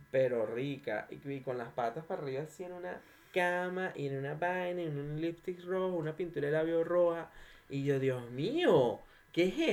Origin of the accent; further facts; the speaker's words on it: Maracay, Aragua, Venezuela; De Maracay.